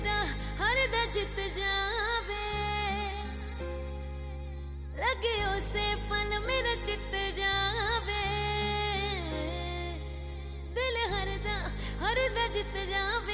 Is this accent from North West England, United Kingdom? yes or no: no; London, United Kingdom; where we grew up in London, we have like terraced houses